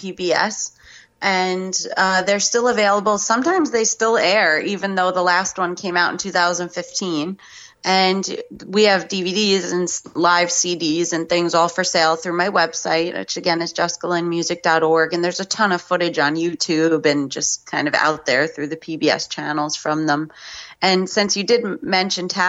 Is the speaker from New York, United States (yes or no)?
yes; New York, United States; Growing up in New York